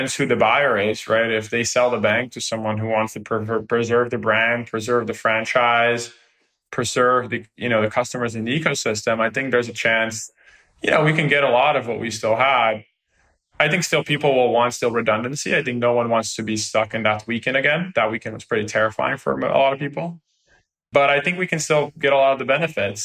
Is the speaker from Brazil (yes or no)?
yes; Brazil; now in United States; I come from Brazil